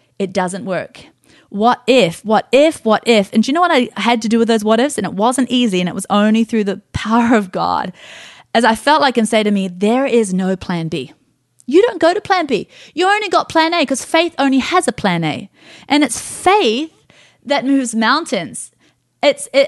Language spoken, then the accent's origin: English; Scot, Scotland, United Kingdom; I'm a Scot